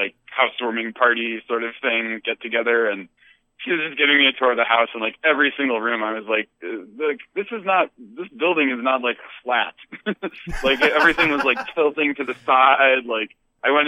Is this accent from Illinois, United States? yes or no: yes; Chicago, Illinois, United States; moved away; I grew up in Chicago and then moved here